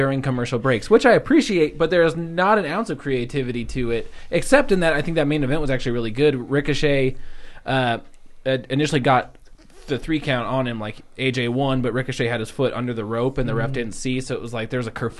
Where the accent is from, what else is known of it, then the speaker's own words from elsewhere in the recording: Gainesville, Georgia, United States; Hey, I'm from Gainesville, Georgia.